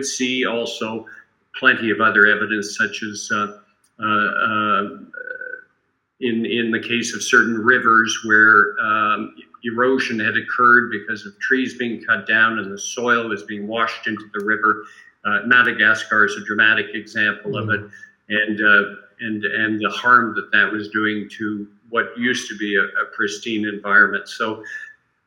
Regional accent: Canada; I'm very happy as a Canadian

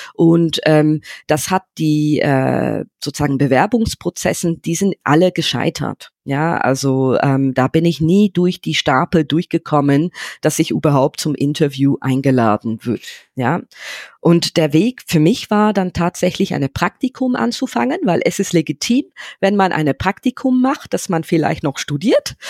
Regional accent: London, United Kingdom; German is a second language; moved away as an adult; now in Germany; ich bin in London aufgewachsen

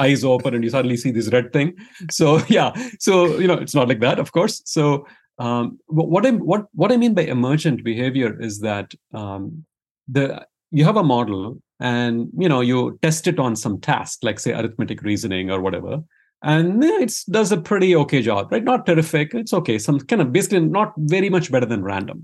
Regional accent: India; moved away as an adult; now in United States; I grew up in India, Uh, and then after an undergrad degree in engineering, I, uh, I came to the U S for grad school

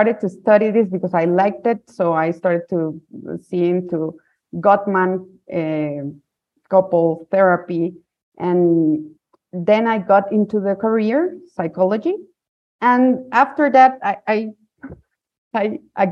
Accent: Guatemala; I'm from Guatemala. I grew up here

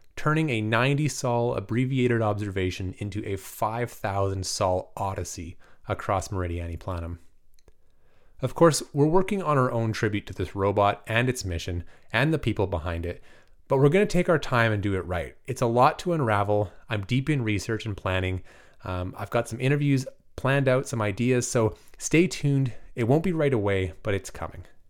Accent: Canada; now in Vancouver, Canada; I'm very bad Canadian

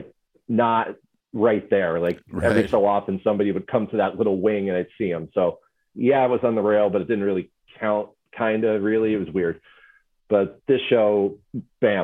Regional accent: Connecticut, United States; moved away; I'm from Connecticut originally

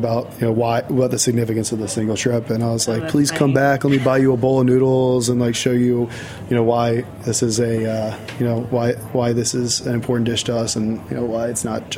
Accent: Virginia, United States; I'm from Virginia. And I like, you know, I grew up going to the beach every now and then

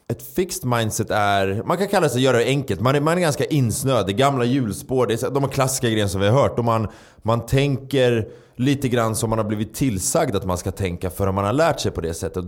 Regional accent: Stockholm, Stockholm County, Sweden; jag uppvuxen i, i, i förorten, en förort i Stockholm

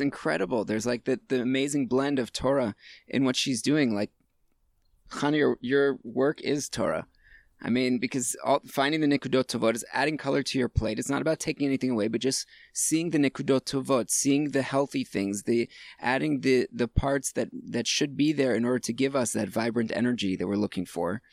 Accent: Hollywood, Florida, United States; also born or lived in Hattiesburg, Mississippi / Gainesville, Florida; I was all of 2 years old when my parents picked up and moved to Florida

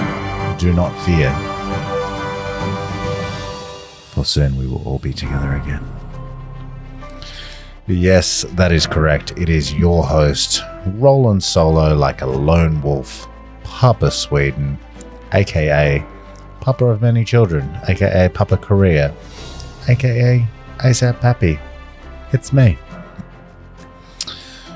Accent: Tasmania, Australia; And my home state of Tasmania

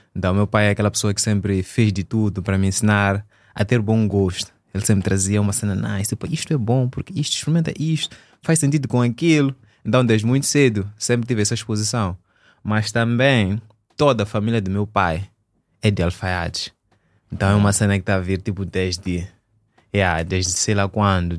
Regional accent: Maputo, Mozambique; also born or lived in Eswatini; eu sou de Maputo, sou natural de Maputo

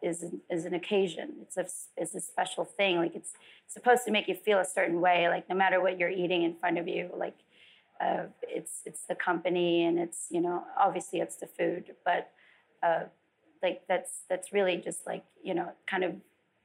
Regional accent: Philippines; born or raised there; also born or lived in Las Vegas; now in California, United States

